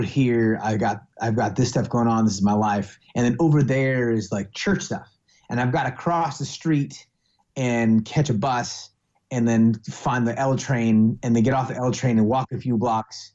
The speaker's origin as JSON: {"language": "English", "town": "Oakland", "region": "California", "country": "United States", "tie": "born or raised there", "also_born_or_lived": "Martinez, California", "said": "I was born in Oakland, raised here in the San Francisco Bay Area"}